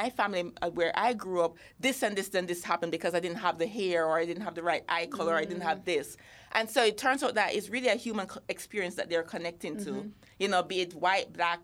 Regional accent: Jamaica; moved away; I'm Jamaican

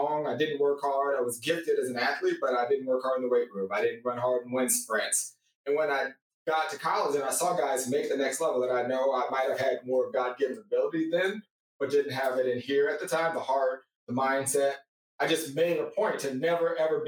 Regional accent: California, United States; I'm from California

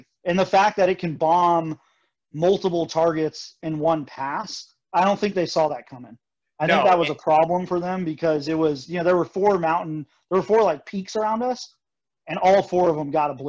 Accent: South Dakota, United States; so I'm from South Dakota, which is where the B-1 bombers, you know, or my dad was in the Air Force at Ellsworth.

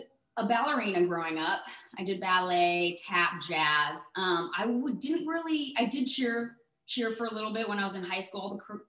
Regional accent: Surfside, California, United States; born or raised there; also born or lived in Los Angeles

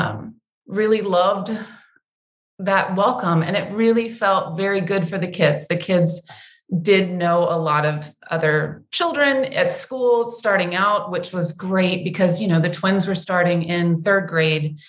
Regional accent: Central Florida, United States; moved away; I grew up in Florida, in Central Florida, in the 70s

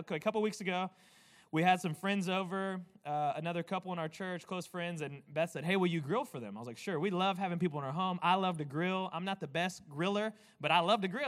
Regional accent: United States; I'm an American man

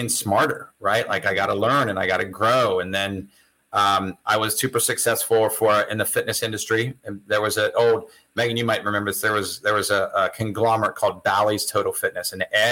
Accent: Lancaster, Ohio, United States; moved away as an adult; now in Florida, United States; I grew up in a little town, Lancaster, Ohio

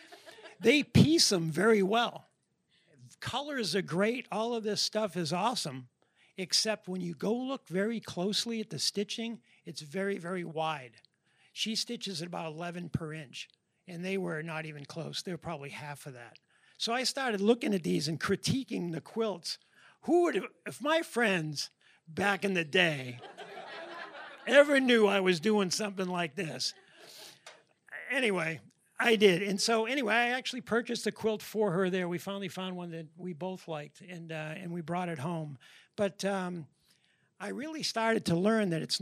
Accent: New Hampshire, United States; moved away as an adult; also born or lived in Boston area; now in Tennessee, United States; We're from New Hampshire originally.

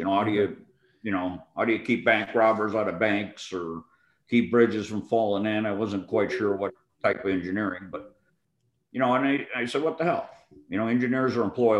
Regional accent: Chicopee, Massachusetts, United States; moved away as an adult; I grew up in Chicopee, Massachusetts

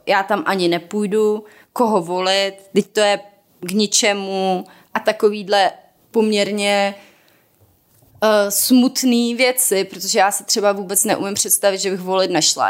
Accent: South Moravian Region, Czechia; now in Prague, Czech Republic; já jsem z Jižní Moravy

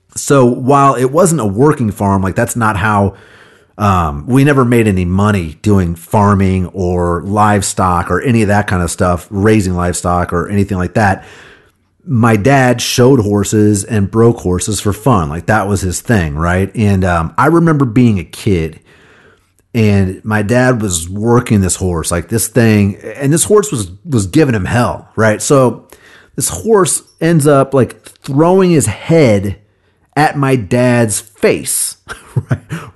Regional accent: Kansas City, United States; moved away as an adult; also born or lived in Nashville, Tennessee; I came back to Kansas City, my hometown

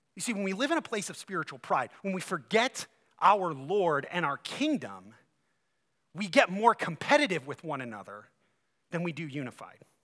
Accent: Ohio, United States; now in Michigan, United States; I'm from Ohio

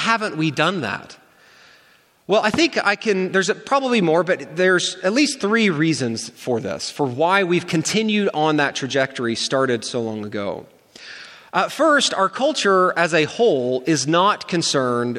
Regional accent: United States; as an American

